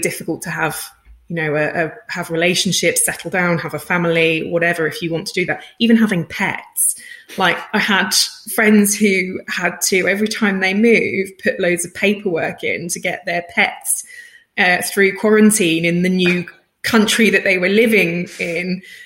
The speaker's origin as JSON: {"language": "English", "country": "United Kingdom", "said": "I'm British, so when I spell it as visualization, it has no Zs"}